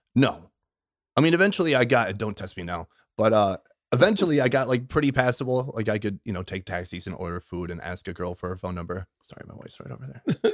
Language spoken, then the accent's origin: English; Minnesota, United States; moved away; I grew up in Minnesota